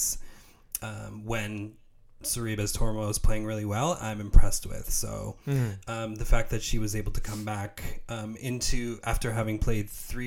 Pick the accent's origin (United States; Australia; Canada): Canada; a Canadian tennis fan